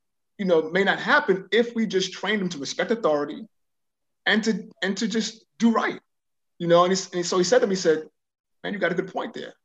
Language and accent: English; New York City, New York, United States; moved away as an adult; now in Houston, United States; I was raised in New York